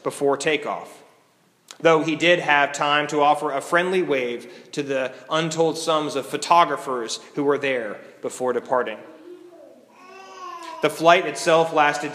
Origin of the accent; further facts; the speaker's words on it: United States; We as American Christians